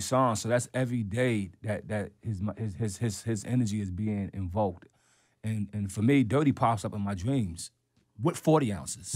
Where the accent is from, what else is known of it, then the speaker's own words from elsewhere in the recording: New York, United States; as a New Yorker